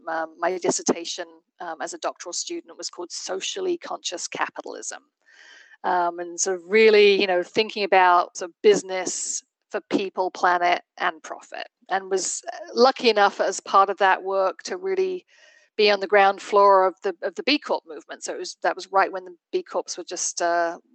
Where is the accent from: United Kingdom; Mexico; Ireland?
United Kingdom; England; moved away as an adult; also born or lived in London / Barcelona, Spain; now in New Hampshire, United States; I did not grow up in the United States. I grew up in England